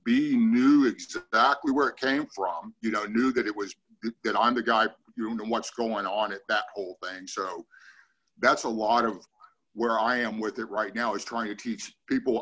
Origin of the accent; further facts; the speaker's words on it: Ukiah, California, United States; also born or lived in Longvale, California / Willits, California; I was raised in Ukiah. I am a NorCal through and through